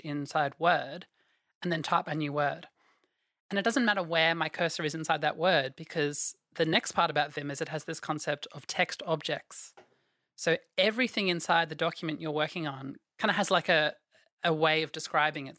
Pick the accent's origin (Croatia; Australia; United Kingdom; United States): Australia; I am from Australia.